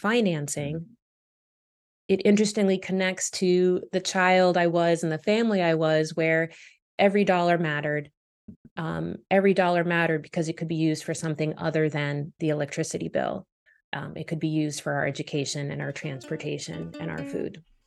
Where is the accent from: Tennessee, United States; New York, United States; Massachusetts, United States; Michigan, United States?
Massachusetts, United States; Boston; also born or lived in Canada; we moved to Boston, which is where I spent most of my childhood, um, and I eventually became a U S citizen at eighteen. Um, so Boston is my hometown